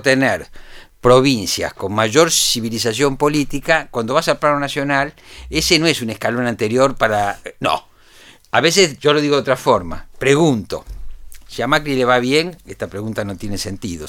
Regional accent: Argentina

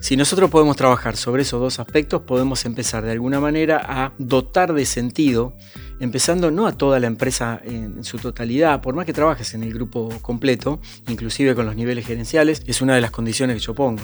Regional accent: Argentina; en mi país Argentina

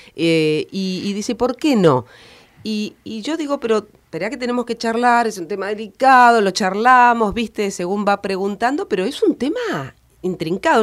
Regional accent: Argentina; siendo argentinos

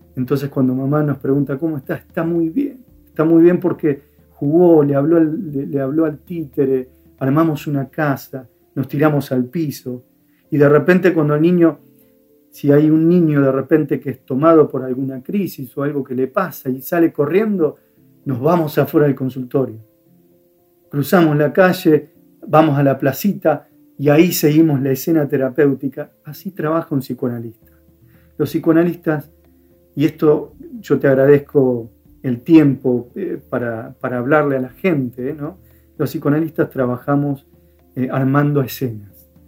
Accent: Firmat, Santa Fe, Argentina; otro que vive en Firmat, donde yo nací, una, ciudad pequeña.

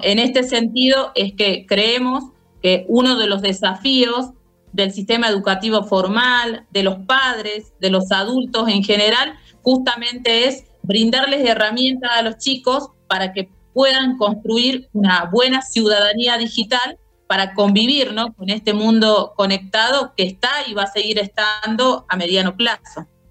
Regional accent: Jujuy, Argentina; licenciada en psicopedagogía de la provincia de Jujuy

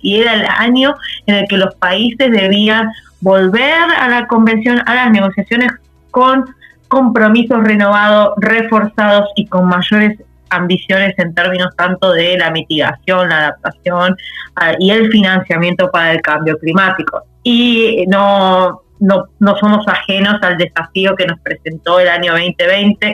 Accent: Argentina; como país, como Argentina

